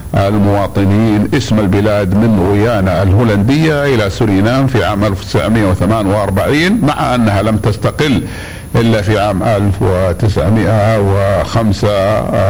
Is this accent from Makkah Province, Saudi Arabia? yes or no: yes; Mecca, Makkah Province, Saudi Arabia; عندنا في مكة